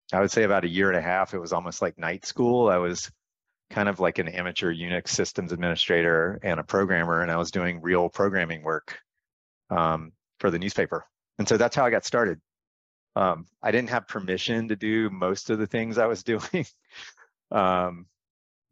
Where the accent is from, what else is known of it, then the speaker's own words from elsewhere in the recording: North Carolina, United States; I grew up in North Carolina